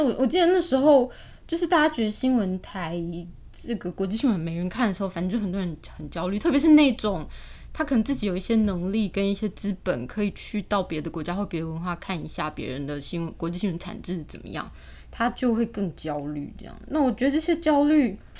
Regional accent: Taiwan; 我们台湾人

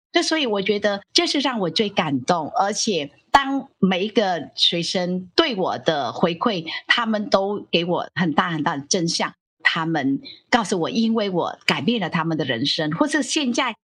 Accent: Ho Chi Minh City, Vietnam; Chinese is a second language; moved away as an adult; now in Taiwan; 我来自越南

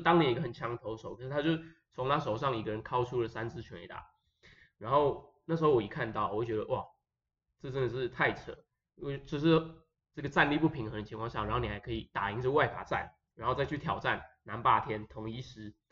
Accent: Taiwan; 我是台湾的

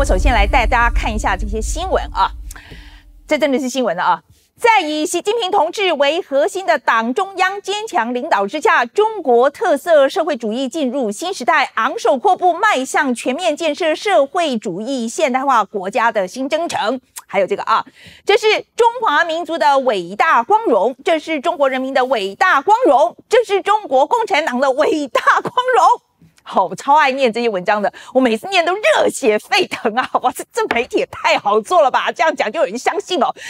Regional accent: Taiwan

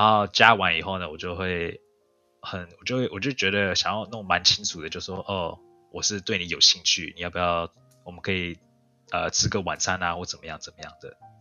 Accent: Canada; also born or lived in Taiwan; 我是在加拿大出生的，但是我也有在台湾住一段时间

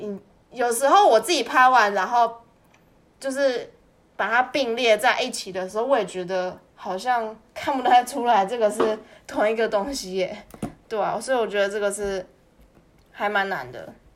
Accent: Taiwan; moved away; 你身为一个台湾人

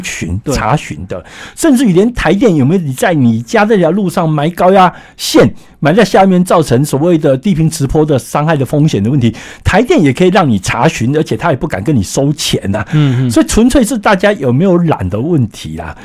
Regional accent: Taiwan; 我们台湾人其实有点蛮悲惨的

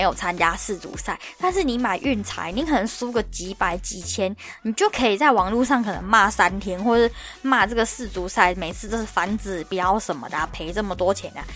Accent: Taiwan; moved away as an adult; now in London, United Kingdom; 我一个台湾人

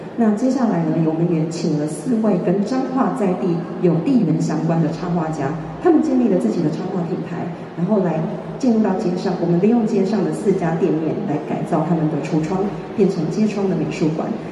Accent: Changhua, Changhua County, Taiwan; moved away; 我自己是土生土长的彰化市人，实际上我就是小时候就在永乐街成长

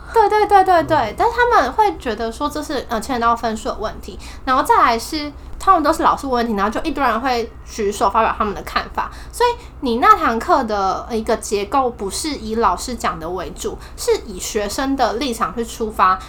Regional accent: Taipei, Taiwan; also born or lived in Lille, France; 我是台北人，然后我大学也在台北。对，所以我就是一直住在家里

